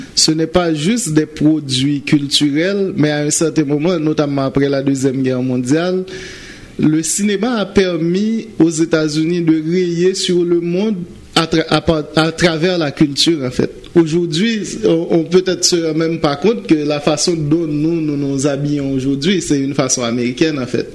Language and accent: French; Central Plateau, Centre, Haiti; moved away; also born or lived in Port-au-Prince, Haiti; j'ai commencé à jouer à l'église dans mon, ma ville natale, à la Bas, dans le plateau central.